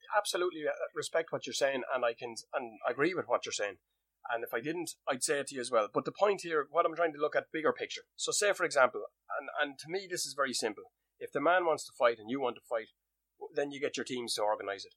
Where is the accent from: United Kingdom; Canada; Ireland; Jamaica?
Ireland; as an Irishman, as an Irish boxing fan